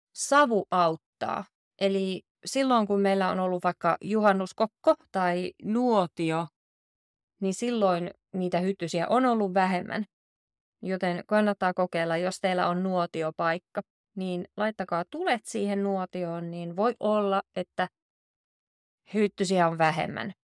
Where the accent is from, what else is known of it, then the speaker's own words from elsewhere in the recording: Southern Finland, Finland; now in Oulu, Finland; Mä oon itse kotoisin Etelä-Suomesta, mutta nyt kun mä asun täällä Oulussa